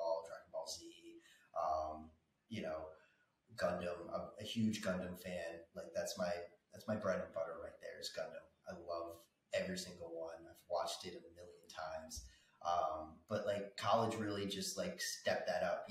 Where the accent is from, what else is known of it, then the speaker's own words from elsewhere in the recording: Franklin Lakes, New Jersey, United States; also born or lived in Philadelphia / Nutley, New Jersey; I grew up in Franklin Lakes, New Jersey. And right now, I live in Nutley, New Jersey.